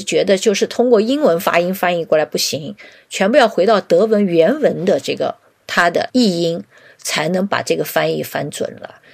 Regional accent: China; 我们中国的设计师

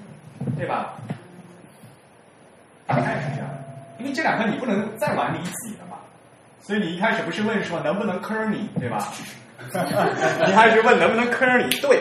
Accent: China; 因为我们都是中国人，大家都对这个，其实中国人写字很厉害的

